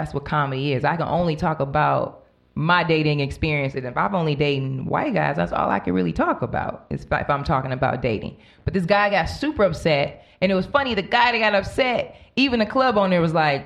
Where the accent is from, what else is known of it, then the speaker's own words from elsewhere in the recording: Homewood, Illinois, United States; I grew up in the suburbs in Chicago. I grew up in Homewood, Flossmoor, Hazelcrest area.